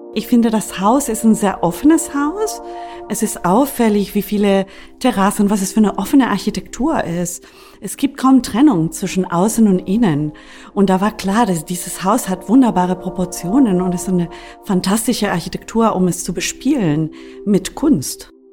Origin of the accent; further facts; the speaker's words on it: Costa Rica; moved away; nicht Potsdamerin, ich bin Costa Ricanerin